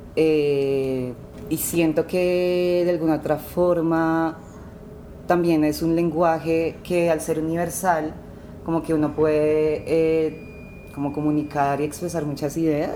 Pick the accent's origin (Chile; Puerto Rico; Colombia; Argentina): Colombia; Cali, Valle del Cauca; moved away; also born or lived in Bogotá / Tuluá; nací en el Valle del Cauca en 1995